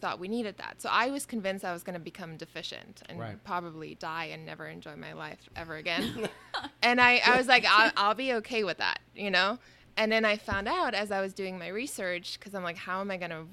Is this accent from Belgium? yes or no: yes; Brussels, Brussels-Capital Region, Belgium; born or raised there; now in New York, United States